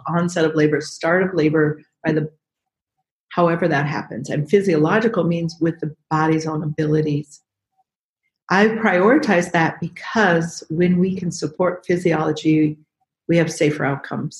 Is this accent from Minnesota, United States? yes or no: yes; Minneapolis, Minnesota, United States; I'm a midwife from Minnesota, Midwest, Minneapolis, Minnesota